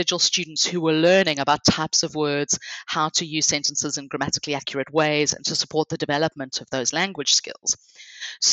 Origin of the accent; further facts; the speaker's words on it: South Africa; I'm from South Africa